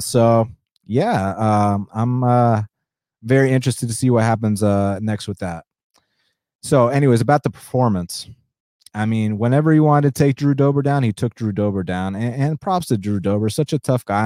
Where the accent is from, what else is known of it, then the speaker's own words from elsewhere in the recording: United States; first language Spanish; English is a second language; I'm a first generation American. Um, but then, obviously, growing up in the United States